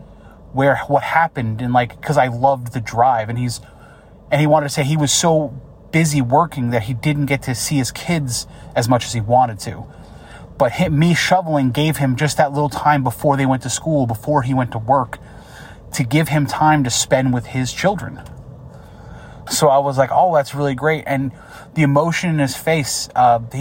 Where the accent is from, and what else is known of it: upstate New York, United States; born or raised there